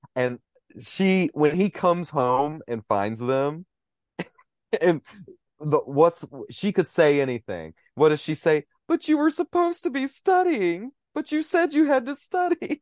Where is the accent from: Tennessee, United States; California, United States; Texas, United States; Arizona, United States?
Tennessee, United States; Cookeville; moved away; I've got a cousin in, uh, my hometown of Cookville